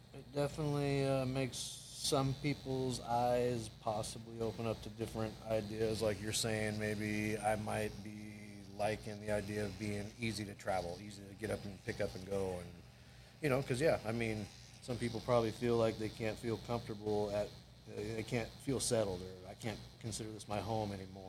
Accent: Everett, Washington, United States; there was a tattoo shop in Everett that was close to my high school

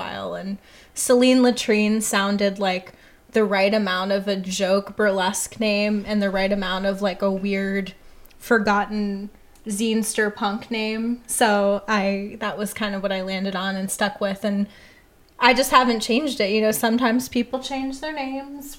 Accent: Ohio, United States; moved away as an adult; also born or lived in Chicago; now in Portland, United States; I grew up in Ohio.

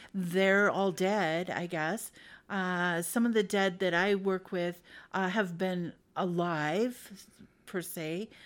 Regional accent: Idaho, United States; I'm from Idaho. Uh, but I went around, I'm, I've been all over the place. But I moved back to Boise in two thousand five

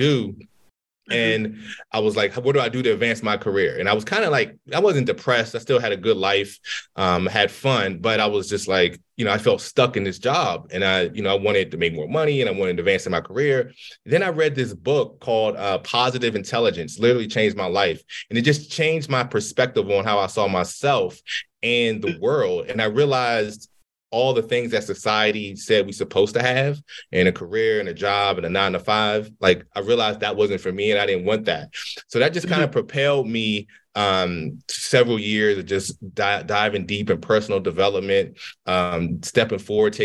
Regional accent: D.C. area, Maryland, United States; I grew up in Maryland, D.C. area.

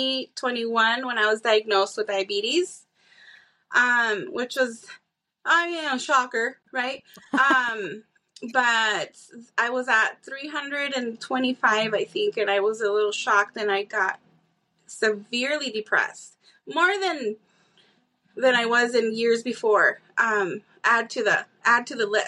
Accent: Tucson, Arizona, United States; also born or lived in Mississippi / Texas; I am born and raised in Tucson. I have gone out. I lived in Mississippi, Texas.

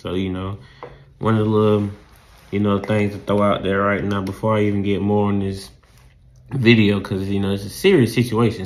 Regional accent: the South, United States; accent: southern; my southern accent

